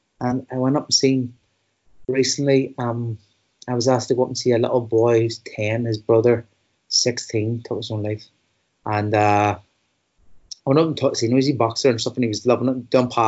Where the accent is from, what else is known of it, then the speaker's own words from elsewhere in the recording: Belfast, Northern Ireland, United Kingdom; I come from West Belfast, which not long ago had the highest suicide rates in Europe.